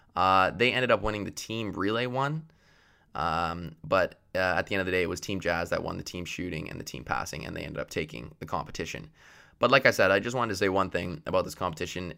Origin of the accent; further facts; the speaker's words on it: Canada; I am Canadian